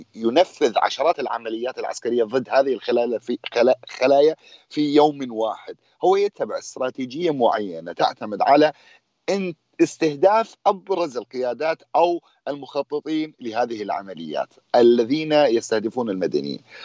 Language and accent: Arabic; Shuhayl, Deir ez-Zor Governorate, Syria; انا ابن بلده من الريف الشرقي